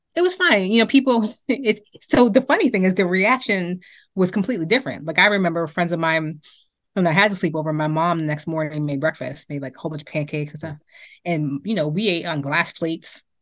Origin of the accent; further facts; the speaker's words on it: Boston, Massachusetts, United States; also born or lived in Amarillo, Texas; I grew up in Beacon Hill